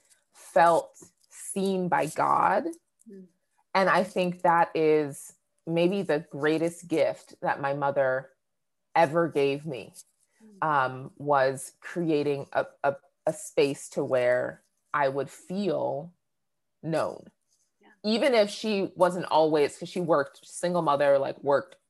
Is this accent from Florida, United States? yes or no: no; New Hampshire, United States; also born or lived in Boston, Massachusetts; I grew up in New England, right? Born in Boston, raised in New Hampshire